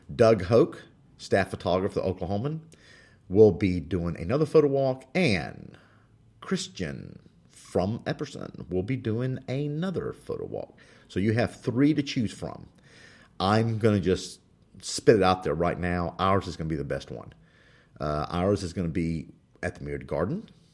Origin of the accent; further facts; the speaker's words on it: Spain; moved away; I was born in Spain.